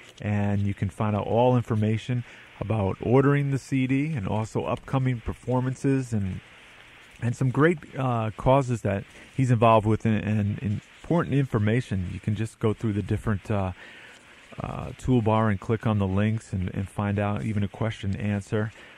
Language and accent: English; New Jersey, United States; born there; I was born in New Jersey too, so